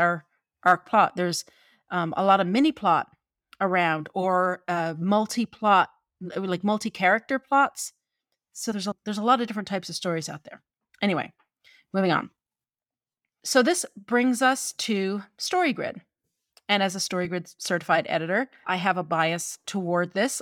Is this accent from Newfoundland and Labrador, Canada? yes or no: yes; St. John's, Newfoundland and Labrador, Canada; I'm from Newfoundland and I am a townie. I am called a townie 'cause I am from the capital city.